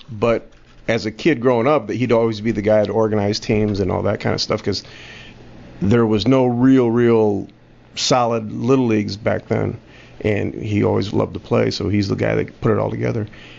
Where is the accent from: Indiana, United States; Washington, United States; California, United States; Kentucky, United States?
Indiana, United States; South Bend; Born and raised in South Bend, Indiana.